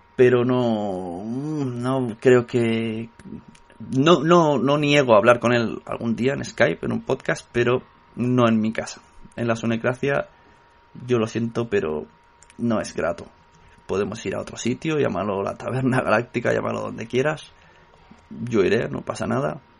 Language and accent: Spanish; Catalonia, Spain; soy catalán